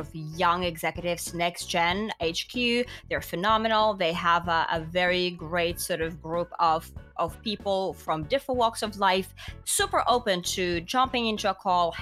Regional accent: Finland; I'm from Finland, right? Education is free in Finland.

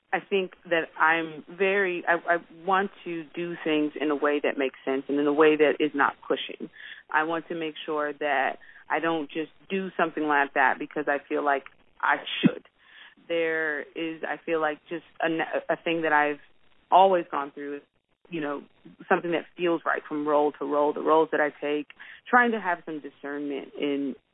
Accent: Washington, District of Columbia, United States; Grew up in D.C. with two Baptist pastors as parents

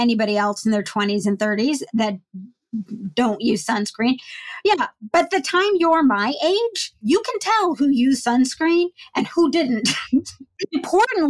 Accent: United States

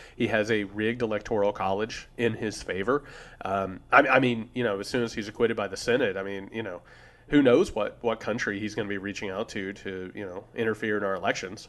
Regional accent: Indiana, United States; I'm from Indiana

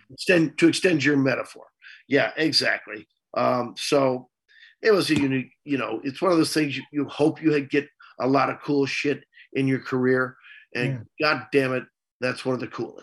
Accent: central Missouri, United States; moved away; I grew up in a small town in, in, central Missouri. So I'm not really from Kansas City.

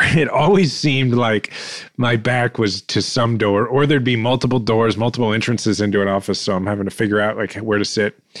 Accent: Kansas City, Missouri, United States; I needed to become mayor of my hometown

